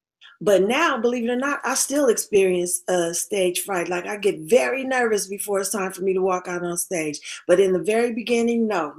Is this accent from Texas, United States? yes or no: yes; Tyler, Texas, United States; born there; Well, I was born in Texas, a little town called Tyler, Texas, East Texas